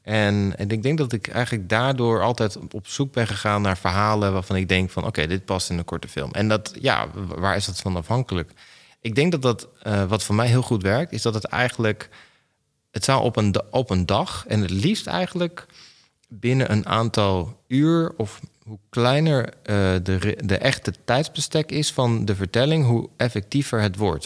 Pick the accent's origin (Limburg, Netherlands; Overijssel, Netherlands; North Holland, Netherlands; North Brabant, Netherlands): Overijssel, Netherlands; Enschede; also born or lived in Gelderland; De eerste vijf jaar van mijn leven heb ik in Gelderland gewoond. En toen ben ik verhuisd naar Enschede, waar dus de desbetreffende videotheek was